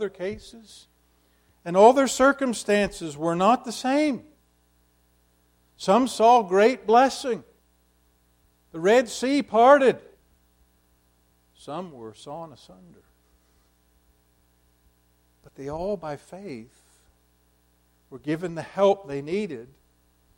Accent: United States; as a young person, as an American evangelical Christian

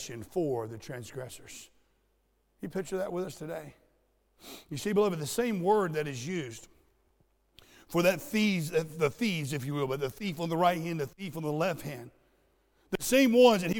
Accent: Southwest Florida, United States; I grew up in Southwest Florida where we have these things called sand spurs

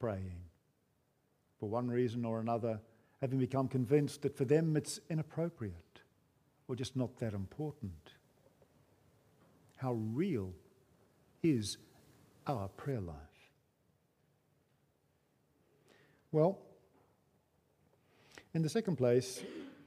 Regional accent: New Zealand; moved away; growing up in New Zealand

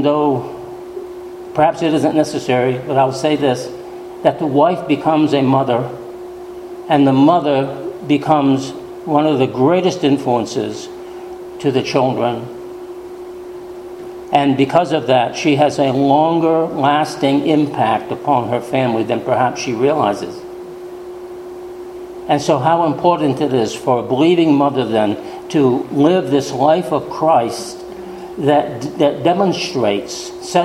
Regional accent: New England, United States; Growing up in New England, many times the women attended church

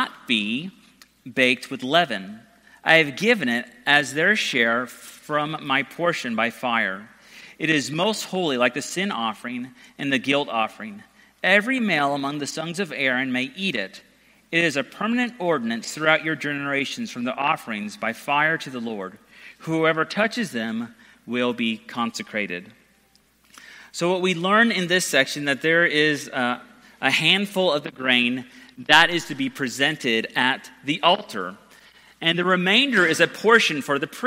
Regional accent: Georgia, United States; also born or lived in San Diego, California; I grew up in San Diego the first 8 years of my life, and my parents were used to ministers who would wear flip-flops and Hawaiian shirts. Then we moved to Georgia

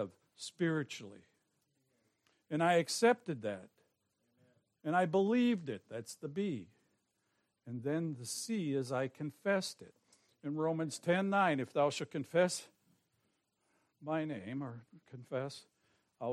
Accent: Forest Park, Illinois, United States; I was born in Forest Park

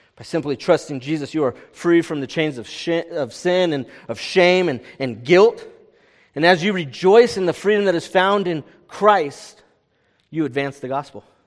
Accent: California, United States; I'm from California

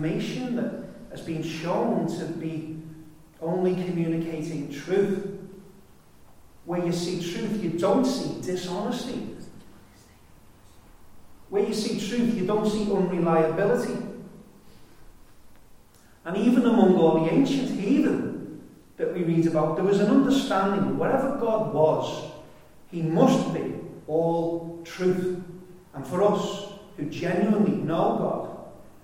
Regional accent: United Kingdom; I'm a Brit.

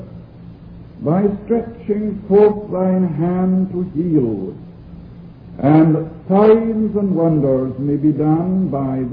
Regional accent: Argyllshire, Scotland, United Kingdom; accent: Scottish Highland; first language Scottish Gaelic; English is a second language; Argyllshire, that part of Scotland in which I was born and brought up

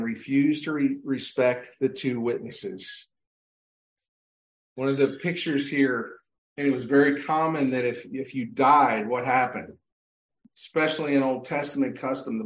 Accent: Pennsylvania, United States; growing up in Pennsylvania

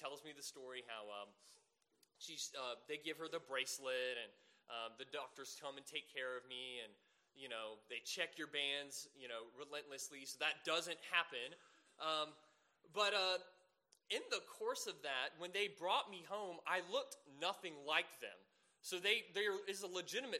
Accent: Savannah, Georgia, United States; moved away; I'm originally from Savannah, Georgia

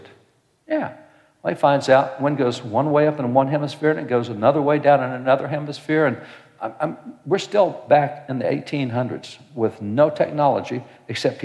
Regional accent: Texas, United States; I'm a cowboy from Texas. I live out on a ranch

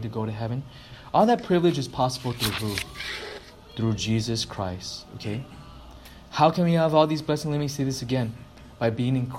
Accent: United States; I'm an American

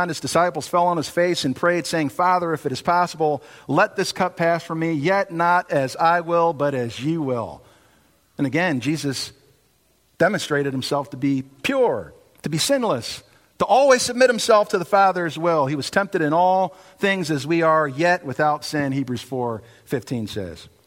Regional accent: New York, United States; born there; You know, I was born in New York

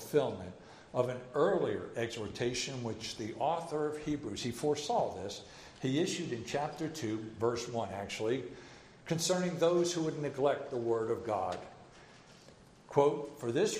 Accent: New Jersey, United States; also born or lived in Edinburgh, Scotland; I'm from New Jersey

